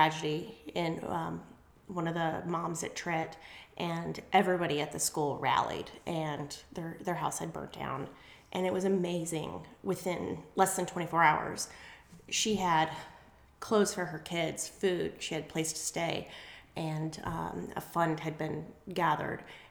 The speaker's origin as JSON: {"language": "English", "region": "New York", "country": "United States", "also_born_or_lived": "Colorado", "moved": "yes", "lives_now": "East Cobb, United States", "said": "I'm from New York, actually. So I'm one of the Yankees that live down"}